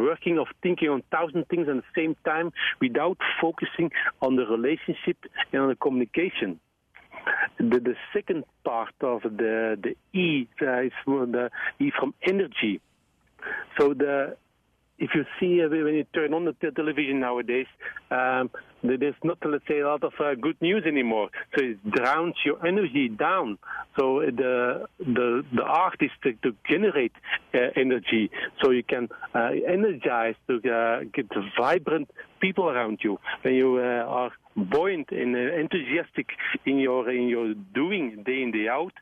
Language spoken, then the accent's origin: English; Belgium; I'm from Belgium